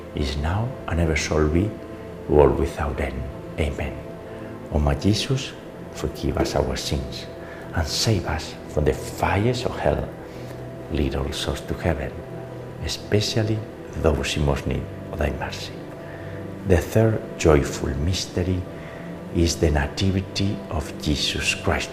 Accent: Navarre, Spain; moved away; my hometown in Navarre, in Spain

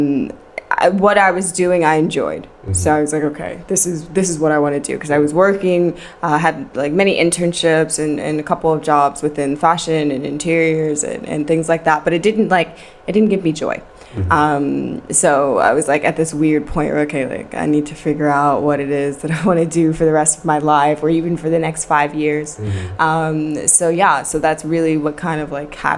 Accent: New York City, New York, United States; moved away as an adult; also born or lived in Manhattan / Brooklyn; now in Amsterdam, Netherlands; I'm born and raised in Queens, New York

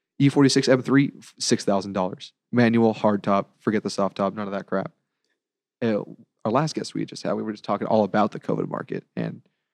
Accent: Seal Beach, California, United States; I'm born and raised here.

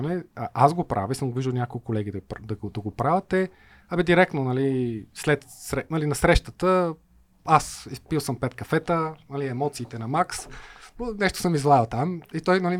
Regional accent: Bulgaria; Най-малко аз съм българин, нали?

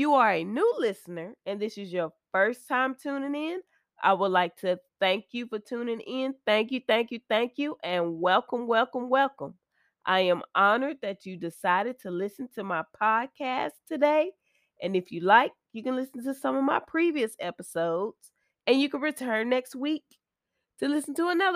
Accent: Texas, United States; moved away; I'm from Texas also, so I love my home state.

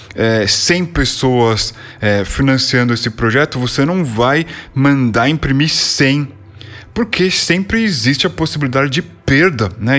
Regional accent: São Paulo, Brazil; born or raised there

